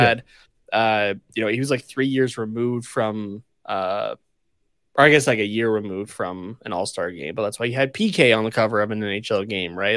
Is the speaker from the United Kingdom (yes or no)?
no; Canada; as a Canadian like, growing up